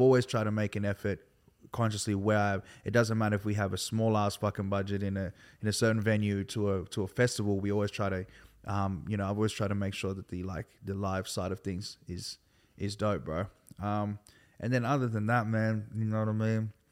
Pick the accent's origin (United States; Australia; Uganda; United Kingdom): Australia; Sydney, New South Wales; also born or lived in Milperra, Sydney / countryside near Campbelltown; I grew up in, um, in Liverpool, particularly Hoxton Park